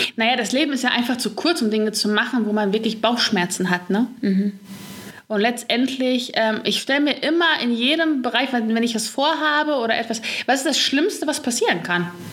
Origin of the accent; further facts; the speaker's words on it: Gelsenkirchen, North Rhine-Westphalia, Germany; ich komme aus Gelsenkirchen. Gelsenkirchen ist eigentlich so im Ruhrpott